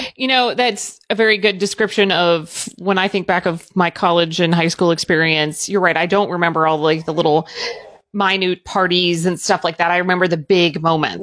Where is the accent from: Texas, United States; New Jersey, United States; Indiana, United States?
Indiana, United States; Southern; I grew up in Southern Indiana